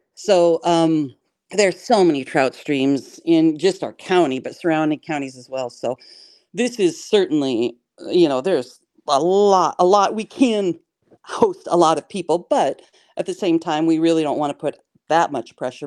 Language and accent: English; Pullman, Washington, United States; moved away as an adult; also born or lived in Taos, New Mexico; now in Wisconsin, United States; I grew up in Pullman and you know, a small farm town